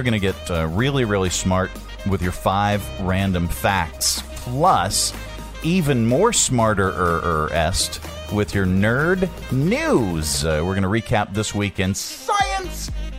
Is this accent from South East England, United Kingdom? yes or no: no; Scotland, United Kingdom; It does, especially since I'm Scottish.